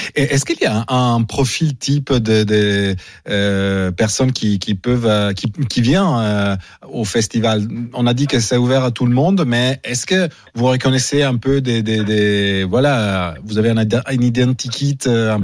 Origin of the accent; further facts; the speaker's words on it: Italy; je suis italien aussi